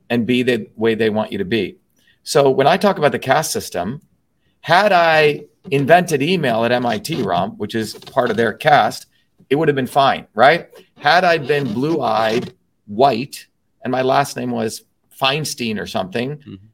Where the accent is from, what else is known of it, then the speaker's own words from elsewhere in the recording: Newark, New Jersey, United States; growing up in Newark, New Jersey, one of the poorest cities in the United States, a low caste Indian growing up in Newark, New Jersey